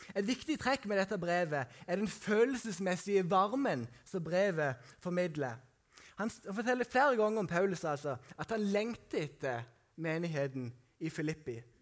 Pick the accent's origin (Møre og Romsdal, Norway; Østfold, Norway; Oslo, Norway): Møre og Romsdal, Norway; Sunndalsøra; moved away; på Haua som jeg kommer fra, eller Sukna som jeg kommer fra